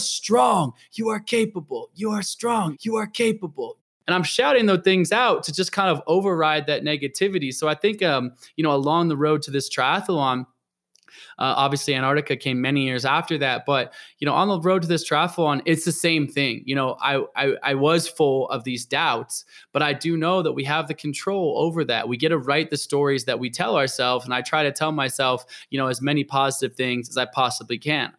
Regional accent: Portland, Oregon, United States; also born or lived in Olympia, Washington; I was born in Olympia, might be about moved to Portland, Oregon, and that's really where I grew up

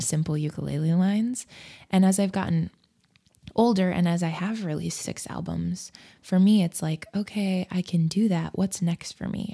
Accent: Nebraska, United States; also born or lived in Fort Collins, Colorado; I was born in Nebraska

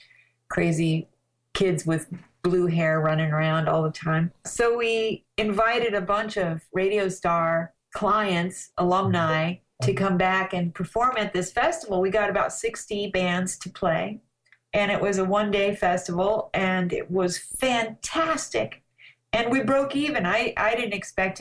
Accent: Colorado, United States; also born or lived in Los Angeles / Weed, California; now in Ashland, Oregon, United States; I grew up in Colorado, and I was kind of a mountain girl, and I had a horse when I was a kid

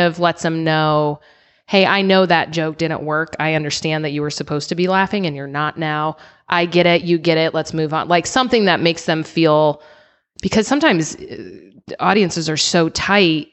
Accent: Illinois, United States; moved away as an adult; also born or lived in Seattle / Denver; now in San Diego, United States; I grew up in Illinois, and then I lived in Seattle

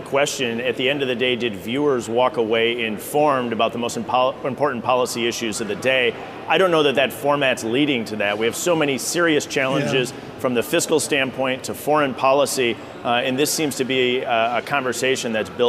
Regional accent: Janesville, Wisconsin, United States; Yeah, I was born and raised in Janesville, Wisconsin, where we had a UAW General Motors plant that would ultimately leave around 2010.

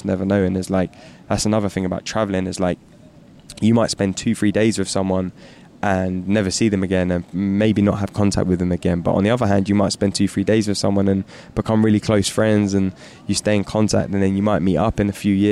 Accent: London, United Kingdom; growing up in London

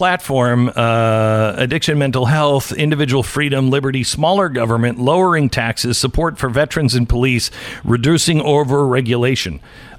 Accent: Washington, United States; because I grew up in Washington State, and Seattle's always been crazy

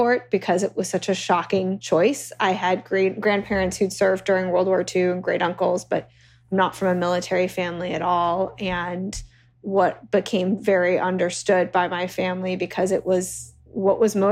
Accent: New York City, New York, United States; now in Washington, D.C., United States; growing up in the United States, growing up in New York at a time

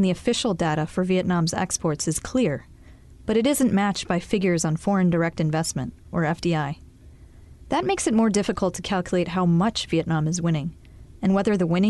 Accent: United States; now in Singapore; As an American economic journalist based in Singapore

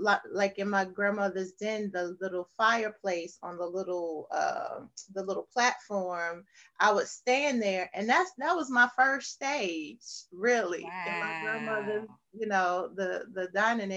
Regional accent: New York, United States; also born or lived in the South (US); born and bred in the South, right? But buttered and jellied in New York. Yes. So I was about 7 when we moved to New York.

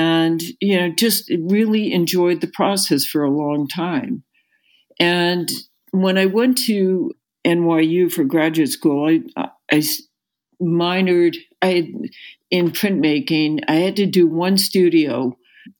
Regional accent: Washington, District of Columbia, United States; growing up in the Washington, D.C. area

